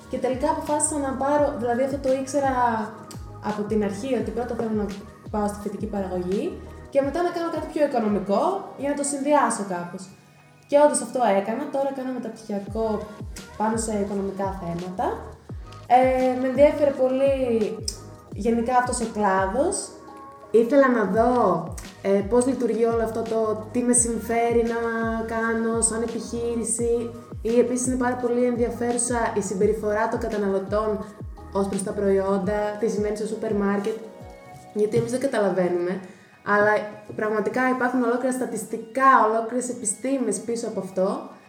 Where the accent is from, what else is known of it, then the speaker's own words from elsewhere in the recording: Edessa, Central Macedonia, Greece; moved away as an adult; now in Thessaloniki, Greece; εγώ είμαι από την Έδεσα